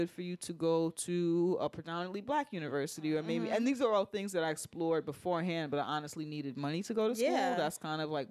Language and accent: English; New York City, New York, United States; I was different and from the Bronx